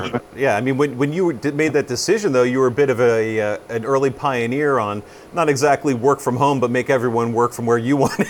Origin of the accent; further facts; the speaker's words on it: United States; also born or lived in Cincinnati, Ohio; me, as an American in Cincinnati